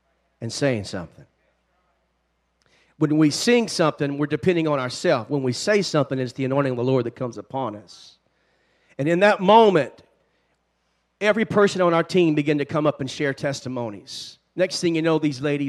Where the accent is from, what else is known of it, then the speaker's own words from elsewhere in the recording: Shreveport, Louisiana, United States; now in Columbus, Georgia, United States; I am a Louisiana boy. I was born in Shreveport, Louisiana